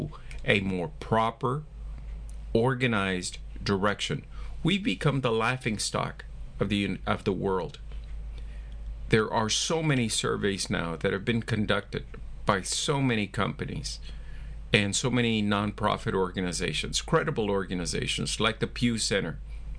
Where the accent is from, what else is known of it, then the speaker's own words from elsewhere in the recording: United States; We're all Americans